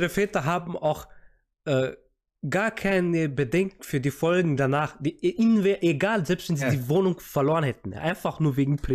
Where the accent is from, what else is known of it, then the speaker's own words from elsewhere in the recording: Austria; Ich bin doch hier mit Bildung also. aufgewachsen in Österreich.